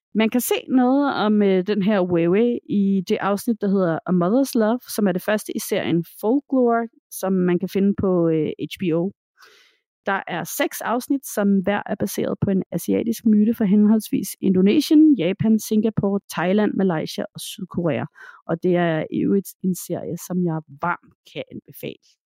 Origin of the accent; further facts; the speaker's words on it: Denmark; hjemme i Danmark